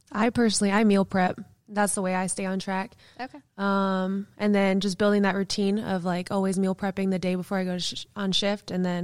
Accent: Kalispell, Montana, United States; moved away as an adult; now in Alaska, United States; I am from Kalispell, Montana, and I've been in Alaska for three years.

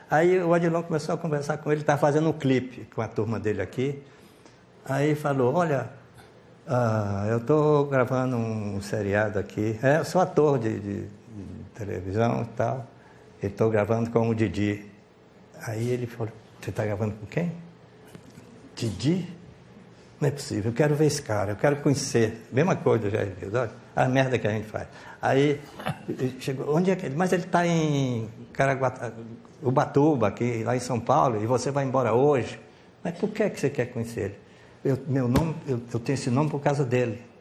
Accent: United States; eu sou, eu sou americano, mas minha origem é angolana. A minha mãe é angolana

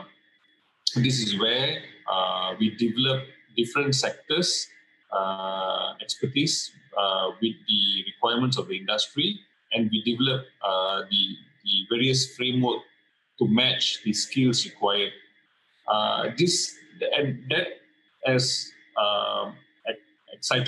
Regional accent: Malaysia; being a Malaysian

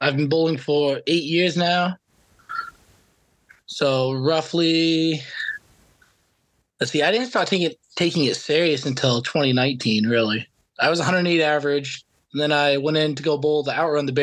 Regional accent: Maine, United States; also born or lived in California; I've lived in Maine basically my whole life

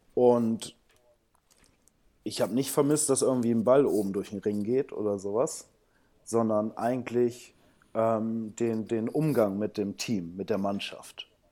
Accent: Bramsche, Lower Saxony, Germany; also born or lived in São Paulo, Brazil; ich bin in Bramsche Osnabrück aufgewachsen

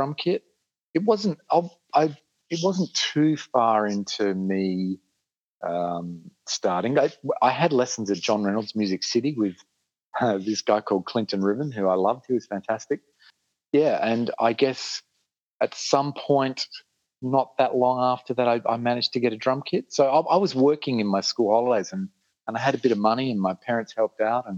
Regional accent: Adelaide, South Australia, Australia; In Adelaide. I've spent most of my life here

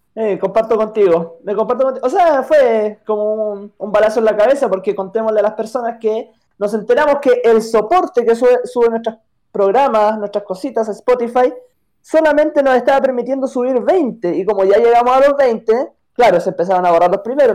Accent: Chile; al menos en mi país

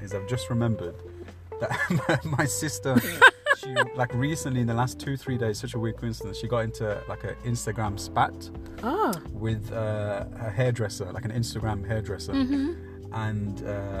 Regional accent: Birmingham, West Midlands, United Kingdom; I am from Birmingham.

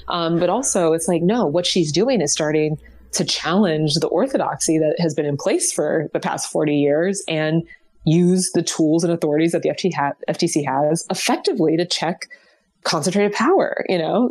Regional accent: Ohio, United States; I'm from Ohio

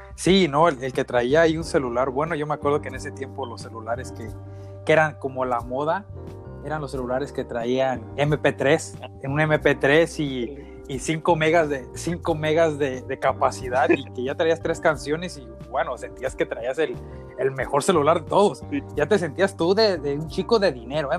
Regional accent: Uruapan, Michoacán, Mexico; moved away as an adult; now in United States; soy mexicano, soy ahí de, de la ciudad, de, de, la bonita ciudad de Europa, en Michoacán, y, y estoy viviendo ahorita en los Estados Unidos

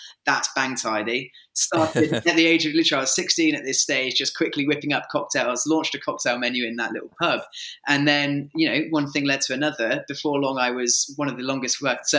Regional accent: Milton Keynes, South East England, United Kingdom; I grew up in Milton Keynes.

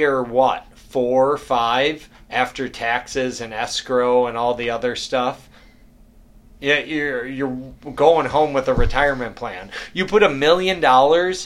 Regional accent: Detroit, Michigan, United States; we're from Detroit. We're from Michigan

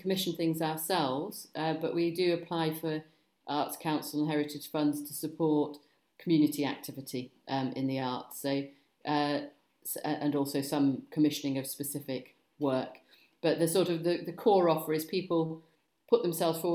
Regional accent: Chester, North West England, United Kingdom; I'm actually from Cheshire originally. So I came, you know, Manchester area, Chester, went to school in Chester

